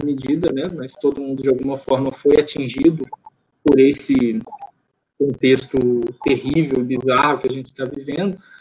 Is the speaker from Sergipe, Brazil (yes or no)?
no; interior of Minas Gerais, Brazil; born or raised there; now in Rio de Janeiro, Brazil